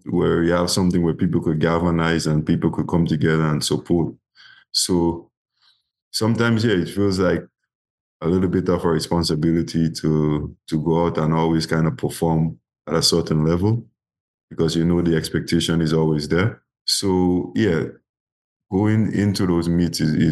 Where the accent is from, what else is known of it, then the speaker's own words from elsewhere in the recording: Grenada; my first year in my hometown club called Speed Zone. That was my club in Guelph